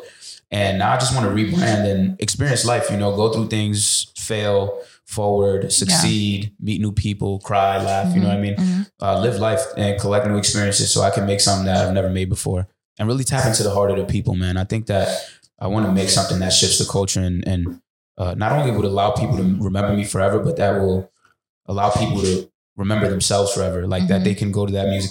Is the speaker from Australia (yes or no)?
no; Dominican Republic; I'm from Dominican Republic